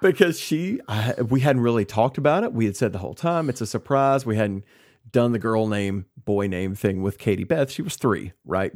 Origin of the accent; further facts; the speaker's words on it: Kentucky, United States; moved away as an adult; I'm back in my hometown. My parents are here. Sarah's parents are here. We've got that built-in network, and that's one reason that we moved back here to Kentucky